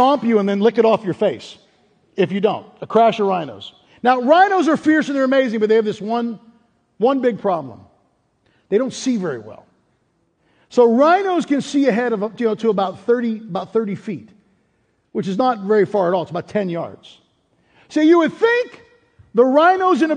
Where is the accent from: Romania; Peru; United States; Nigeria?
United States; Pittsburgh, Pennsylvania; growing up in Pittsburgh, the school I went to, the elementary school, was Ramsey Elementary School